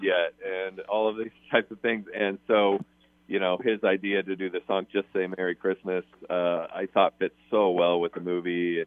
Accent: Des Moines, Iowa, United States; moved away; So I'm from Des Moines, Iowa, and one of my best friends who I went to college with is still there

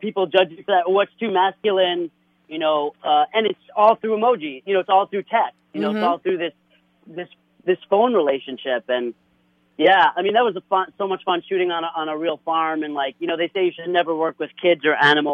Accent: New Jersey, United States; now in New York, United States; I'm from Jersey originally

